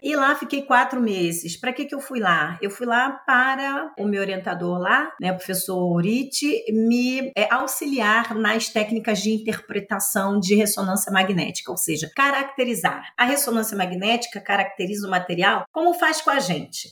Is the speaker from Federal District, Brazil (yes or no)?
no; Rio de Janeiro, Brazil; Eu nasci em Irajá, é um bairro da periferia do município do Rio de Janeiro.